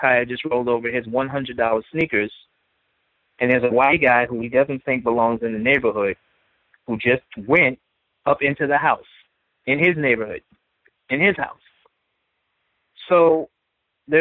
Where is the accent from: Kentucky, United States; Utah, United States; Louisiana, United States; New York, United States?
New York, United States; New York City; being someone who is born and raised in Brooklyn and seeing how Brooklyn has changed